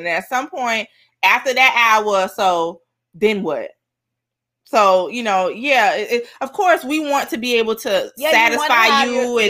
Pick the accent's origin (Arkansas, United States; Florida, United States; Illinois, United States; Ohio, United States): Florida, United States; Miami; And I'm Miami from Miami.